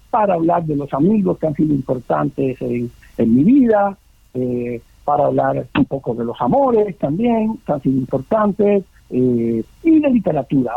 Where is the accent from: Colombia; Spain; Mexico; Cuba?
Cuba; moved away; Yo, cuando salí de Cuba